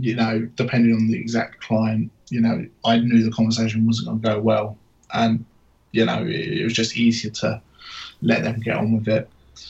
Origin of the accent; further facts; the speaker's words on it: Essex, East of England, United Kingdom; accent: Cockney; now in Somerset, United Kingdom; I'm not actually from Somerset originally. I'm from Essex, just outside London. Hence why I might sound a bit like a Cockney.